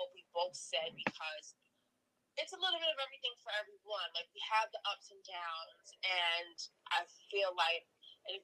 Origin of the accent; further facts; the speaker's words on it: Baltimore, Maryland, United States; moved away as an adult; also born or lived in Brooklyn, New York / Panama (parents); My family and I moved to Baltimore, and that's where I was raised. So Baltimore is definitely my hometown.